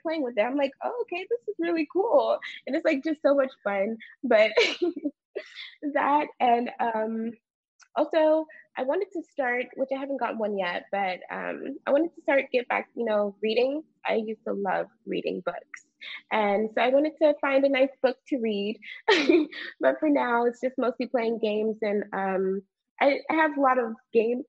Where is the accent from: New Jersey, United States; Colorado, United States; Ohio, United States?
Ohio, United States; also born or lived in Houston, Texas; now in California, United States; before I came out here, I lived in Ohio, but I was born in Houston. But back home in Ohio, before we came out here